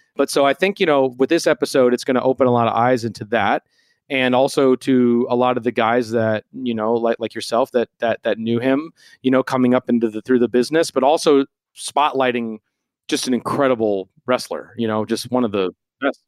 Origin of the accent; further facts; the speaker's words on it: Minneapolis, Minnesota, United States; growing up in Minneapolis